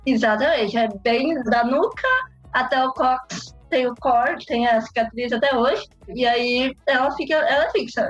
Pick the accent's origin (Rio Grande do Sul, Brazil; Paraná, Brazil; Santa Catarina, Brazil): Paraná, Brazil; Londrina; moved away as an adult; now in Rome, Italy; eu sou natural de Londrina, no Paraná, e hoje eu moro em Roma, na Itália